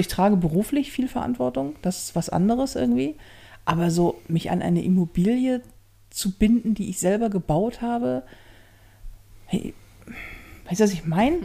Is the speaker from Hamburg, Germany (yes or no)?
yes; Hamburg, Germany; ich bin ja in Hamburg groß geworden. Mhm. So. Und ja, durch und durch Hamburgerin